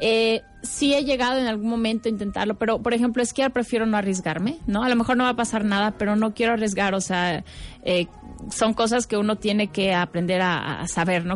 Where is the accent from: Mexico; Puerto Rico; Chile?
Mexico; como artista, como mexicana